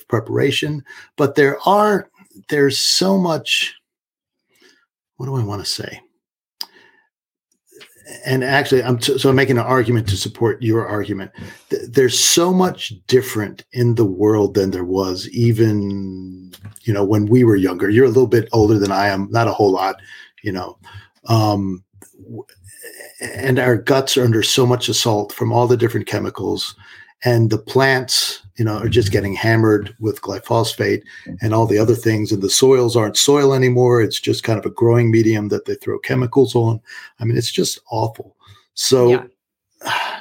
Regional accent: Washington, District of Columbia, United States; moved away; I grew up in Washington, D.C.

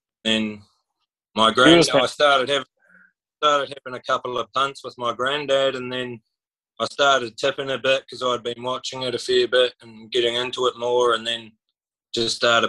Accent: New Zealand; now in Mackay, Australia; Mackay, North Queensland, but I moved over from New Zealand like about 8 years ago with pretty much my whole family moved over.

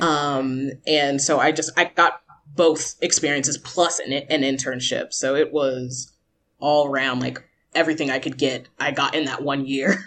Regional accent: United States; moved away as an adult; also born or lived in Georgia / Fukuoka; now in Japan; as an American

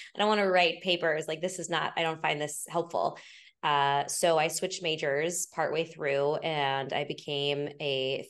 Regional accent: Kansas, United States; born there; also born or lived in Missouri / Oklahoma / Illinois; I went to Missouri State, but I was born in Kansas. We moved all the time. So I'm like Kansas, Missouri, Oklahoma, Illinois. I went back to Missouri State for college. Full Midwest kid

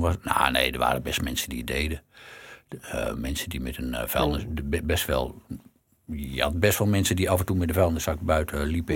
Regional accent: Netherlands; we zijn Nederlanders

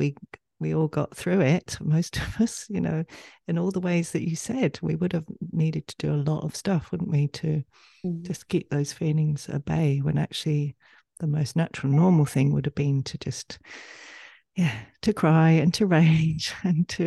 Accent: England, United Kingdom; we're both from England

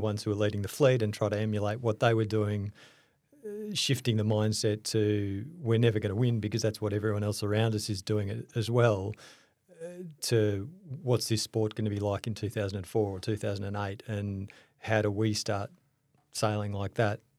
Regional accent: Melbourne, Victoria, Australia; I grew up in Melbourne.

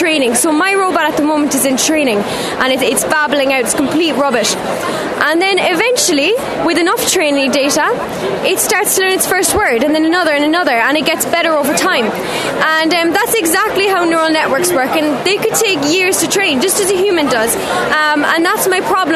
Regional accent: Blarney, Munster, Ireland; I'm from Sculverag on Small in County Cork in Blarney

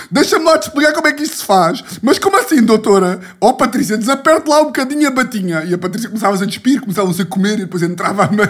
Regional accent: Ribatejo, Portugal; Calma que eu sou do Ribatejo, caralho. Estou aqui louco de sotaques.

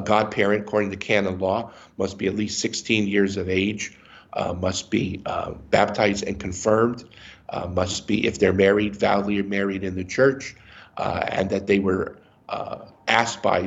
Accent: Erie, Pennsylvania, United States; also born or lived in Harrisburg, Pennsylvania; I grew up in Erie, Pennsylvania

